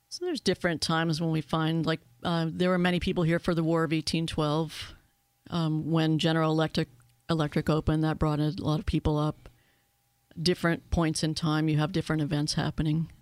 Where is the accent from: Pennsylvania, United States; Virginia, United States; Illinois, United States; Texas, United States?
Pennsylvania, United States; Erie; I was born and raised in Erie